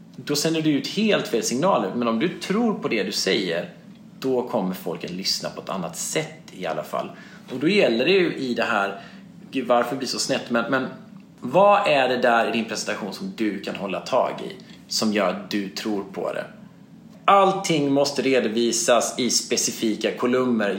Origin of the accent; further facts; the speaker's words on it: Småland, Sweden; jag som är smålänning, född på 70-talet, från en entreprenörsfamilj